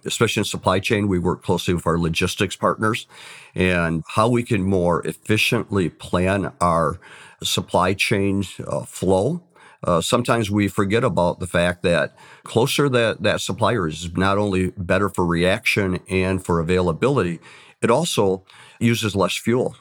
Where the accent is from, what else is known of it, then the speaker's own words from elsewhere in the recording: Saginaw, Michigan, United States; I came from the Saginaw area